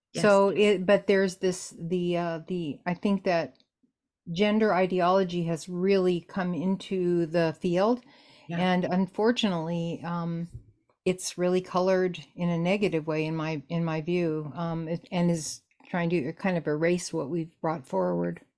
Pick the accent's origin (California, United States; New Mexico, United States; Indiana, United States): California, United States; Los Angeles; growing up in Los Angeles at that time